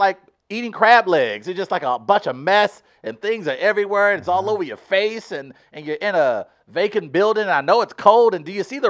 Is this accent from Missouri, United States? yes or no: yes; St. Louis, Missouri, United States; I grew up in St. Louis City